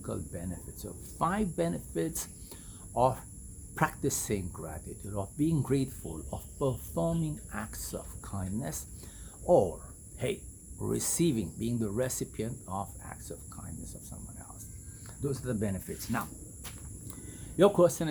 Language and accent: English; India; moved away; I was born and raised in India